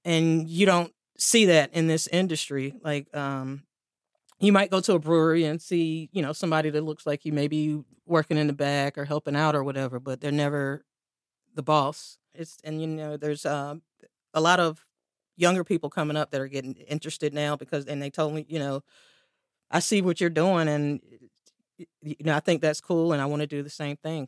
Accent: Durham, North Carolina, United States; also born or lived in South Korea; I was born and raised in Durham

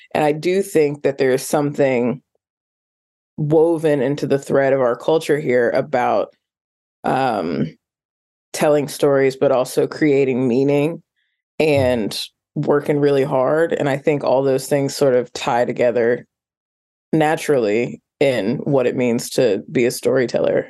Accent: Indianapolis, Indiana, United States; growing up in Indianapolis, which is rural adjacent

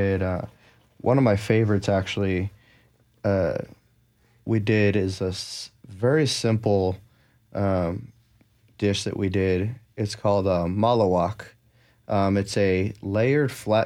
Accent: New Jersey, United States; now in Nashville, United States; I'm from New Jersey, where my grandfather had an amazing garden. I grew up eating tomatoes when I was young

